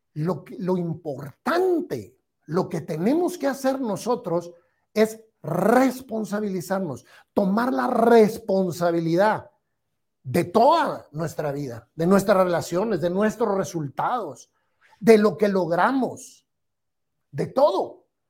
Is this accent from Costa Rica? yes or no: no; Guatemala